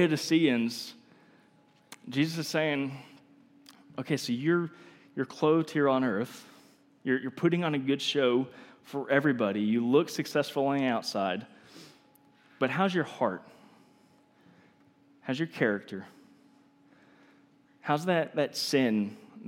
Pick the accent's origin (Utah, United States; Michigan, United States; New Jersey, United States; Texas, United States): Texas, United States; I'm from Texas